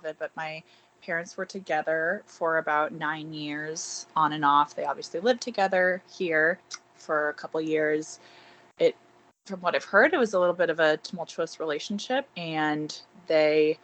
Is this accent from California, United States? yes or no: yes; Bay Area, California, United States; I grew up in the Bay Area in California.